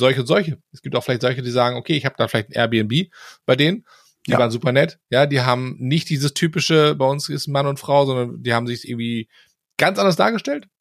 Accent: Germany; als Deutscher

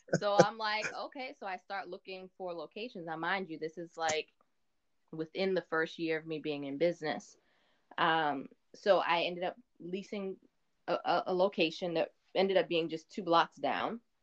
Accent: Mount Vernon, New York, United States; also born or lived in Rockland County, New York; now in New Jersey, United States; I was born and raised in Mount Vernon, New York, and then I started. Um, I moved to Rockland County when I was mm-hmm. 14

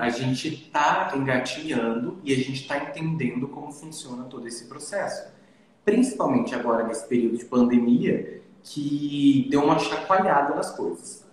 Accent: Dourados, Mato Grosso do Sul, Brazil; eu venho de um mercado pequeno. Eu venho de Dourados

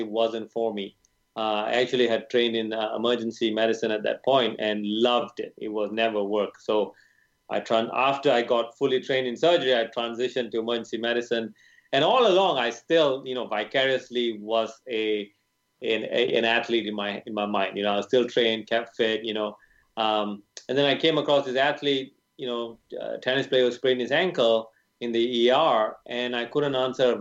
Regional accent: Malaysia; moved away as an adult; also born or lived in United Kingdom; I was born in Malaysia

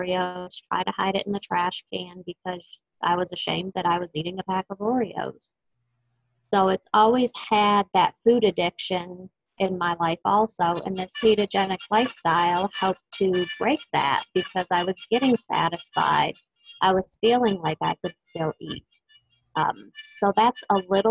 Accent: Texas, United States; I am from Texas

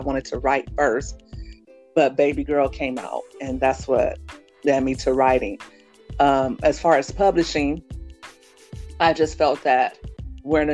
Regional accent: Los Angeles, California, United States; when I was a little girl growing up in South Central Los Angeles

